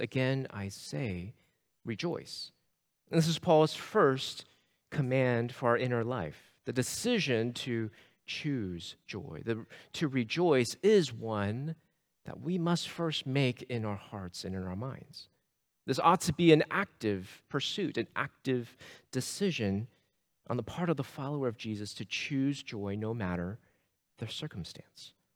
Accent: Sugar Land, Texas, United States; I grew up in the Houston area. I grew up in, uh, Sugar Land, Missouri City

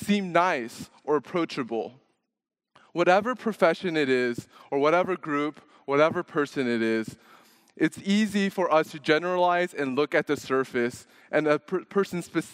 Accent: Dallas, Texas, United States; also born or lived in Louisiana; now in Houston, United States; I was born in Louisiana. I grew up in Dallas and then came to Houston for college

